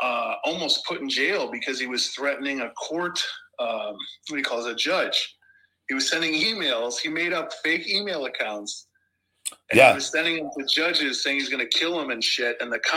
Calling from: Chicago, Illinois, United States; I'm calling in from Chicago.

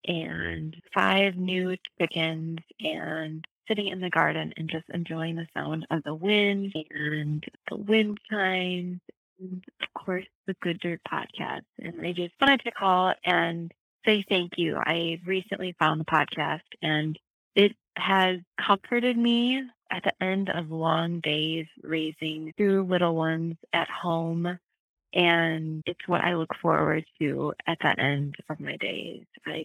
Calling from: Southeast Wisconsin, United States; I am calling from Southeast Wisconsin, and it is a beautiful, breezy July day here.

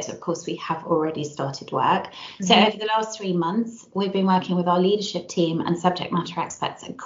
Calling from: Frampton Mansell, South West England, United Kingdom; So, I'm dialing in from a very unusually sunny Gloucestershire um, today. Um, so, a little village called Frampton Mansell, um, home of the Extinction Rebellion.

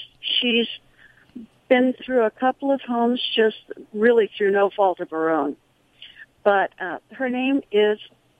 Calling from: San Luis Obispo, California, United States; I'm calling from San Luis Obispo, California.

